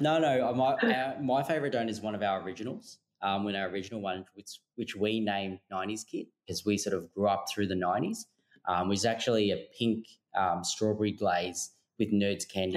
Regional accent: Melbourne, Victoria, Australia; now in Sydney, Australia; we're actually originally from Melbourne

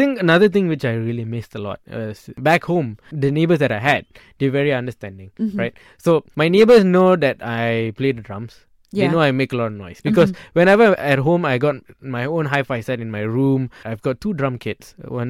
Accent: Seremban, Negeri Sembilan, Malaysia; moved away as an adult; now in Cheras, Malaysia; I'm from Seremban, right? Mm-hmm. I live in Cheras now, and I go back home almost every weekend.

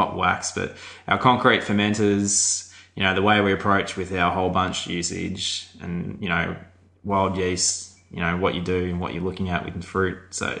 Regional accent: Australia; So he was shocked that I used all these principles and I was from Australia

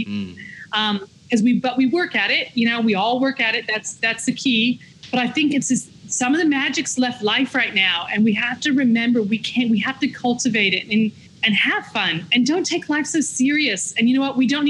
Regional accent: Victoria, Australia; accent: Victorian; yes, now American accent there. So maybe it is. It's a Victorian lockdown accent.

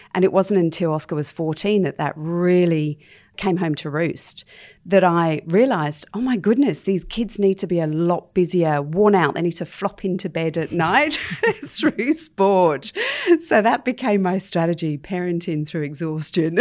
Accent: London, United Kingdom; moved away as an adult; also born or lived in Bondi, Sydney; now in Sydney, Australia; I was actually born and bred in London, as you know, and I was sponsored to come and work out here

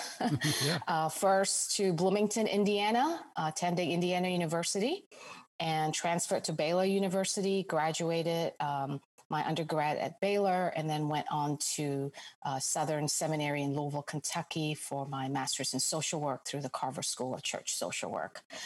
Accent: Singapore; moved away as an adult; also born or lived in Jakarta, Indonesia; now in United States; I spent really i would say most of my formative childhood growing up years all the way th- all, all the way through high school in singapore

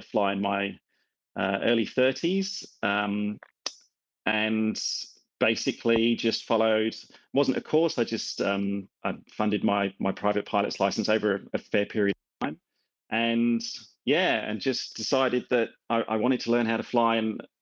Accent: England, United Kingdom; also born or lived in Scotland (father); now in Melbourne, Australia; I've got a Scottish father and I grew up in England

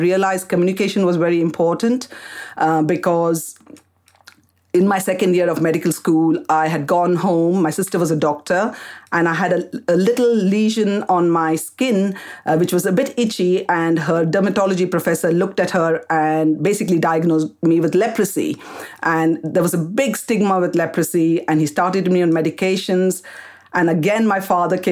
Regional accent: Kolkata, West Bengal, India; moved away as an adult; also born or lived in Karnataka, India; now in United Kingdom; I was born in India, in Calcutta

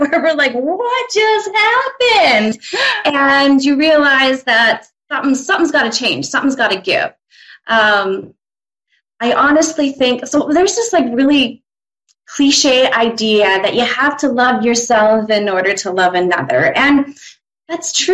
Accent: Saskatchewan, Canada; now in Medicine Hat, Canada; So I'm from Medicine Hat. I've been here for about half my life. Grew up not too far away in a small town, Saskatchewan.

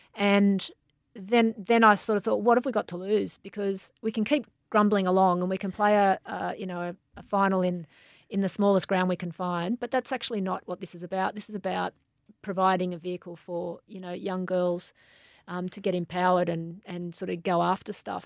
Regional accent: Australia; I'm Australian from head to toe

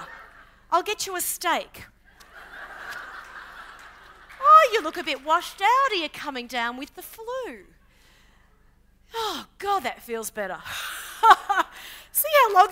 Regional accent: Queensland, Australia; I grew up in Queensland

